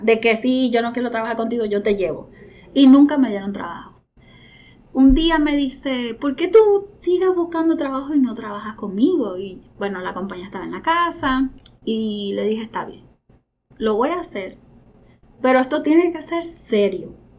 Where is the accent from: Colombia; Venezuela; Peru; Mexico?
Venezuela; now in Puerto Rico; nosotros somos venezolanos, Roberto y yo